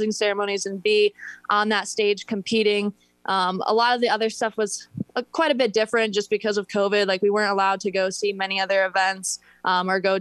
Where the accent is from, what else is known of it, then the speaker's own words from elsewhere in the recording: Northern Michigan, United States; growing up in Northern Michigan